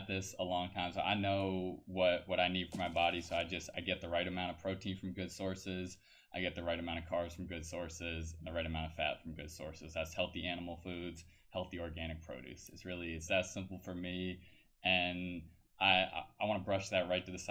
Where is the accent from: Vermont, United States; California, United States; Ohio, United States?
Vermont, United States; moved away; That's where I'm from.